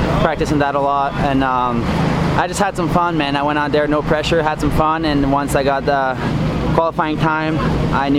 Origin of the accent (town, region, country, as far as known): Quebec, Canada; born or raised there